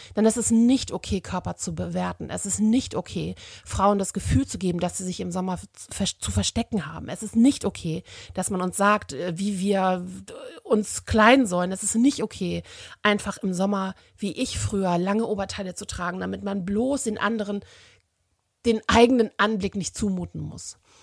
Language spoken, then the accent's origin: German; Germany; bei uns in Deutschland